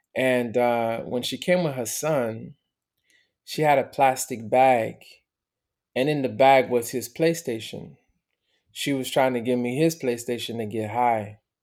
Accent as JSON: {"language": "English", "town": "Miami", "region": "Florida", "country": "United States", "tie": "born or raised there", "also_born_or_lived": "Montreal, Canada", "said": "I was born in Montreal. My parents got divorced when I was a baby. My mother decided to move to Miami because she had more family."}